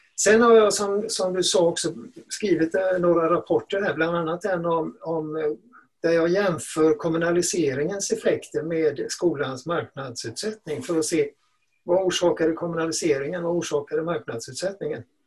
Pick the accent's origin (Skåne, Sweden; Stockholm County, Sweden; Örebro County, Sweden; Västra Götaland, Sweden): Västra Götaland, Sweden; Gothenburg; när jag växte upp i Göteborg